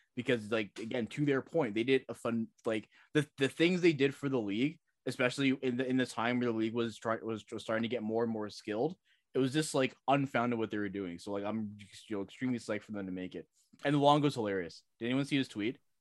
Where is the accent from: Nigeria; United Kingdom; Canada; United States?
Canada; Toronto, Ontario; growing up in Toronto